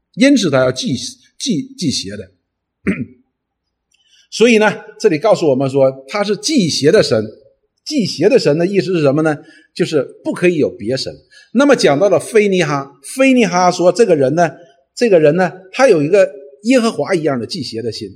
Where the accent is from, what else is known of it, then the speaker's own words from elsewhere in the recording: China; 我们中国人通常呢，认为忌喜，呃，平安是什么意思呢？